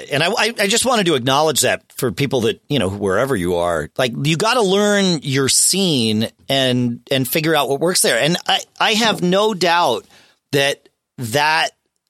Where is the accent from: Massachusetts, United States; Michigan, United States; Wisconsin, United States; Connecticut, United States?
Connecticut, United States; Southern; when I was growing up in Southern Connecticut